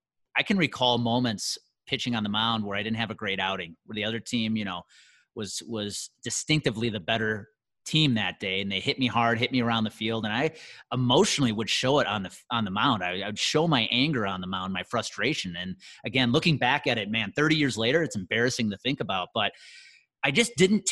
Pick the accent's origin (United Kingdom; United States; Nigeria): United States; Wisconsin; my hometown of Conemaugh, Wisconsin